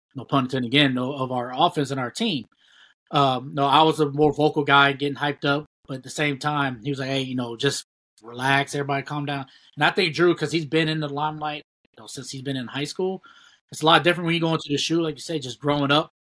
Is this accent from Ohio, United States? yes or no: yes; Ohio, United States; we both from we're all from Ohio